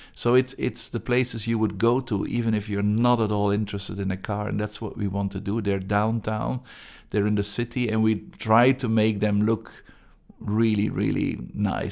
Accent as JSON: {"language": "English", "town": "Antwerp", "region": "Flanders", "country": "Belgium", "second_language": "English", "moved": "as an adult", "lives_now": "Gothenburg, Sweden", "said": "I'm originally from Antwerp, Belgium"}